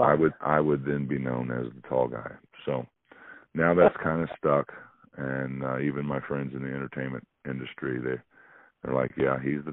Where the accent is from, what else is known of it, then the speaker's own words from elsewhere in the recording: Springfield, United States; I'm more of an import here. I'm from Springfield, but where I live here, if you're not from here, you're an import.